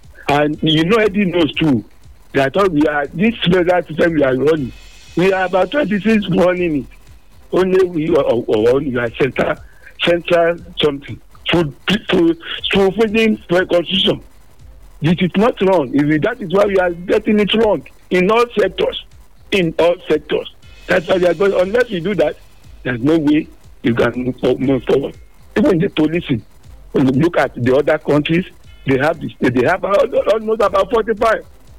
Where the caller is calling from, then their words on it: Nigeria; I'm calling from Rekakari.